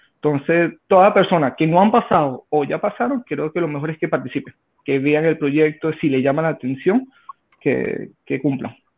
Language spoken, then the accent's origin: Spanish; Venezuela; moved away as an adult; now in Santiago, Chile; soy extranjero, soy de Venezuela, tengo 34 años, tengo ya 5 años en Chile